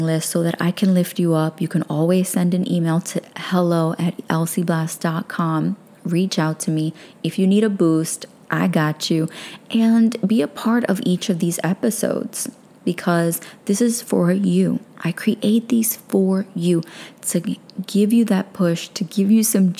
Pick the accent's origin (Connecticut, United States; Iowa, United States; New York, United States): New York, United States; New York City; I'm a girl from Brooklyn